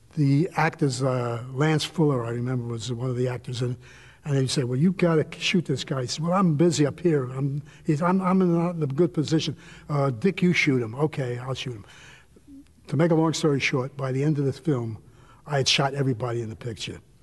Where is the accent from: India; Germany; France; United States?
United States; New York; I'm from New York